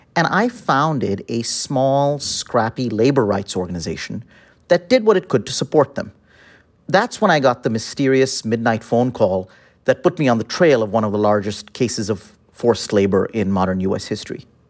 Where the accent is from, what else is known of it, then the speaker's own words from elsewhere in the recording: Delhi, India; moved away as an adult; also born or lived in Chicago, United States; now in United States; I'm from Delhi, and I came to study at the University of Chicago